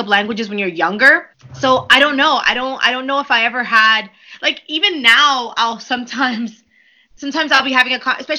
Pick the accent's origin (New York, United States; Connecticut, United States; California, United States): New York, United States; also born or lived in Dominican Republic; I was born in New York. I moved to the Dominican Republic when I was probably about 2 months old. I know that I came to the U.S. before I turned 7